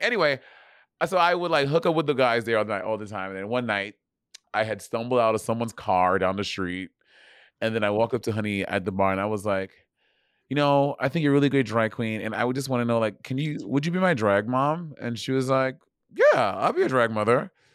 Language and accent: English; New York, United States; I'm African. I'm from New York.